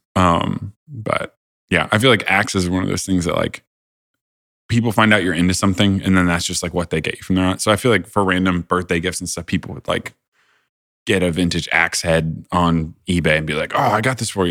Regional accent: Indiana, United States; I grew up in Indiana

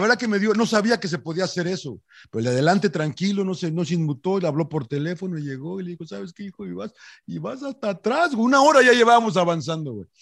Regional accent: Mexico City, Mexico; Como buen chilango

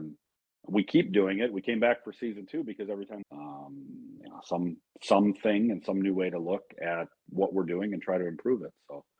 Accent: DeKalb County, Illinois, United States; now in Savannah, United States; Well, no, I'm from DeKalb County, Illinois. I might live in Savannah, Georgia.

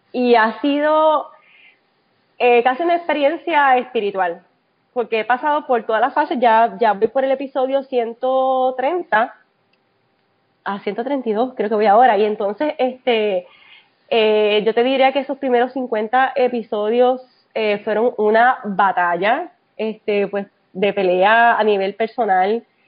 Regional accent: Puerto Rico; moved away as an adult; now in Texas, United States; llegué aquí después del, del huracán María, como muchos puertorriqueños

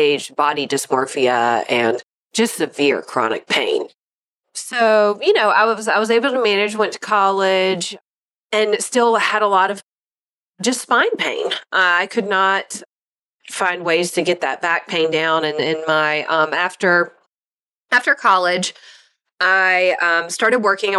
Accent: Yadkin County, North Carolina, United States; also born or lived in Jackson, Mississippi; I'm originally from Jackson, Mississippi. I grew up in Yakin County, North Carolina, most of my life

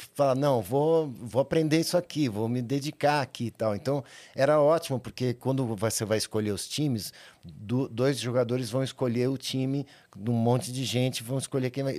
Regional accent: São Paulo, Brazil; eu nasci São Paulo, capital. Sou paulistano é, nascido na, na, na, maternidade 9 de julho

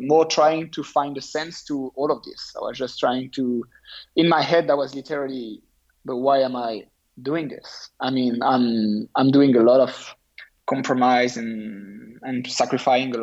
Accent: France; my home country

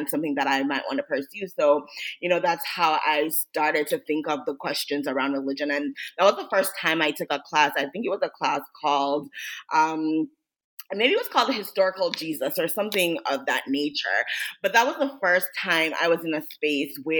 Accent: Jamaica; I grew up in Jamaica

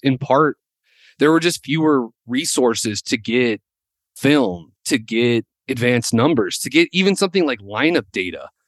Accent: Winston-Salem, North Carolina, United States; growing up in Winston, uh, my dad worked for Wake Forest

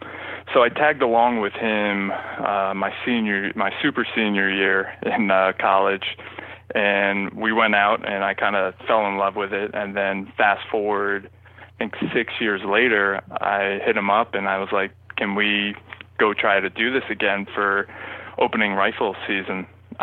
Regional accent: New Jersey, United States; But growing up in New Jersey, there's not that many hunters, so we had like the lowest you know, hunting population per population in the state.

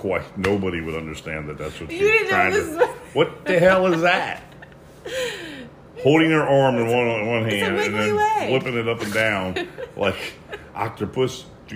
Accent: Maryland, United States; moved away as an adult; also born or lived in Murrells Inlet, South Carolina / Charleston, South Carolina; now in Key West, United States; We've lived here for X amount of years, but we are from Maryland.

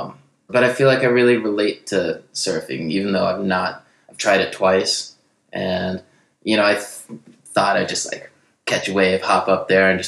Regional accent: Salt Lake City, Utah, United States; I'm from Salt Lake. Like, we don't really have any kind of water around here.

